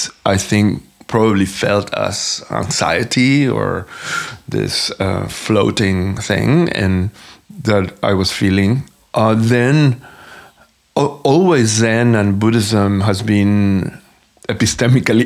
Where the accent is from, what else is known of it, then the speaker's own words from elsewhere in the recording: Venezuela; moved away as an adult; also born or lived in New York; I am originally from Venezuela, and I moved to New York in 1994 to dance.